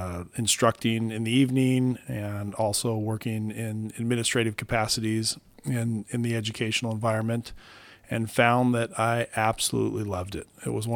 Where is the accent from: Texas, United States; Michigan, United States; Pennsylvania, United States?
Michigan, United States; Detroit; born there; also born or lived in Omaha, Nebraska / California; I was born in Detroit, Michigan, and he was an accounting instructor. So we moved kind of across the country as he found different positions and moved from Omaha, Nebraska, actually out to California.